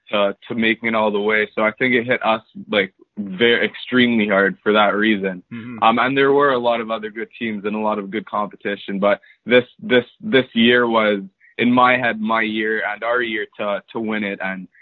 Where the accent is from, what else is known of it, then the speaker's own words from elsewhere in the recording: Montreal, Quebec, Canada; So I'm from Montreal, Canada. I've lived here my whole life, born and raised.